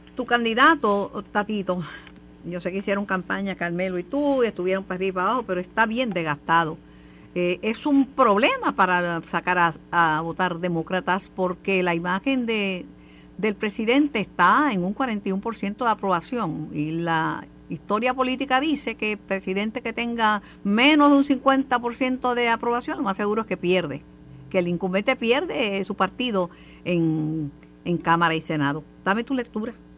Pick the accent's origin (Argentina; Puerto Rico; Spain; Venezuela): Puerto Rico; la, gente nuestra aquí se levanta temprano y va a votar